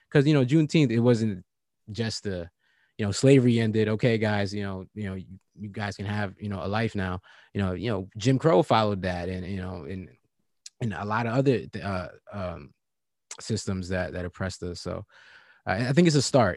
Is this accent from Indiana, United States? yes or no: no; Virginia, United States; I'm from Virginia, and you know, and born and raised